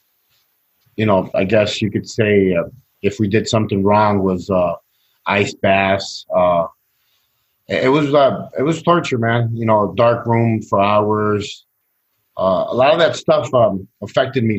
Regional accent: Chicago, Illinois, United States; also born or lived in Sacramento, California; I grew up in Chicago, Latino neighborhood, Mexican neighborhood

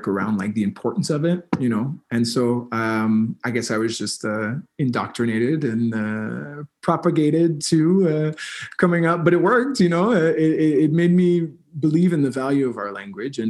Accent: East Coast, Canada; first language English; now in Montreal, Canada; I'm living now in Montreal, Quebec, where the first language is French, and I come from the East Coast, where first language is English

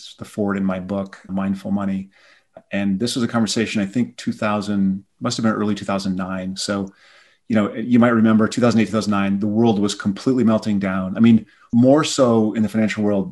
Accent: South Dakota, United States; I'm from South Dakota, and my family growing up, we were not a family of means

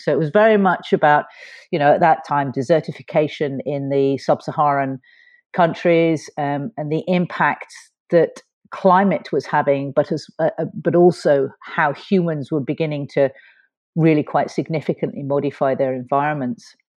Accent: London, United Kingdom; moved away as an adult; now in Fort William, United Kingdom; I was brought up in South London

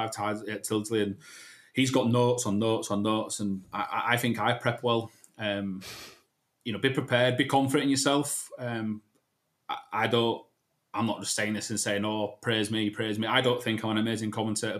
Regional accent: Leeds, Yorkshire and the Humber, United Kingdom; I'm from Leeds

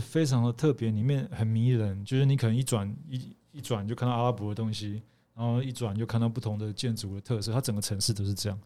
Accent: Kaohsiung, Taiwan; 因为我是高雄长大的，哦。对，所以我不是在高雄出生，嗯。可是我是在高雄长大的

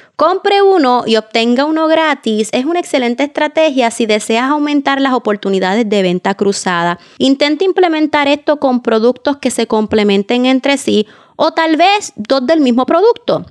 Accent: Puerto Rico; mi país, Puerto Rico

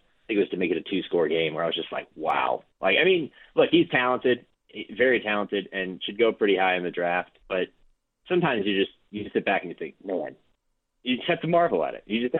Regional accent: Ohio, United States; I, you know, live in Ohio. I grew up in Ohio. I grew up an Ohio State fan

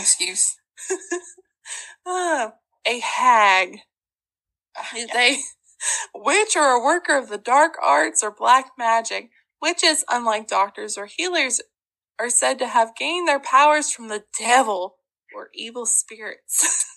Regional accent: Arkansas, United States; accent: Ozark; I'm from Arkansas.

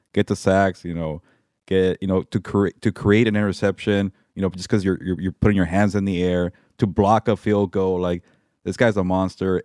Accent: Pasadena, California, United States; I'm from Pasadena. I grew up there

